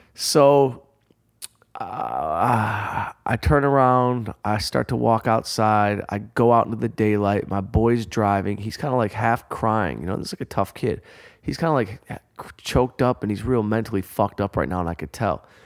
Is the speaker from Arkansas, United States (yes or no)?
no; Detroit, Michigan, United States; growing up outside Detroit